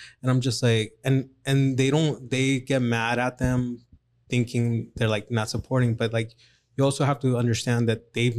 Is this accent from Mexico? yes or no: yes; Mexico; now in Phoenix, United States; I was born in Mexico.